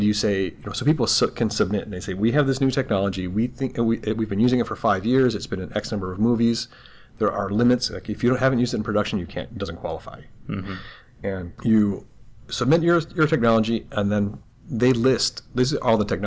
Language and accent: English; Troy, Michigan, United States; now in Los Angeles, United States; really from Troy